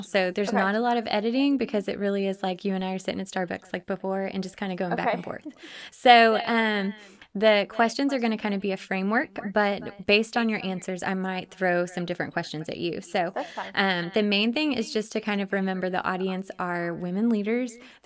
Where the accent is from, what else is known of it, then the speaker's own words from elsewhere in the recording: Dallas area, Texas, United States; We actually are from very close to where I grew up and where we were, but we totally missed each other because Dallas is so huge